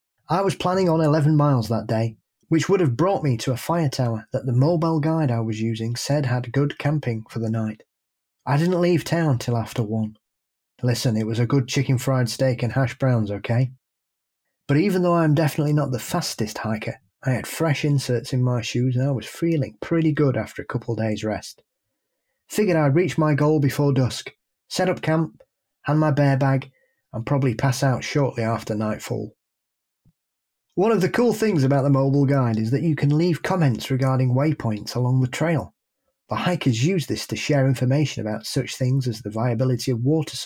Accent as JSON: {"language": "English", "region": "Massachusetts", "country": "United States", "tie": "born or raised there", "said": "I grew up in the Hockamock area and still live in the Bridgewater Triangle area."}